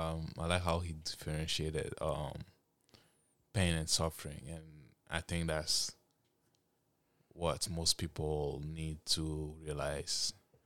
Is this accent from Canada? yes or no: yes; Canada; also born or lived in Africa; I grew up in Africa for like 9 years when I was a kid. And I grew up in Canada. And I'll be honest, I've noticed a lot of changes when I came in a Western country.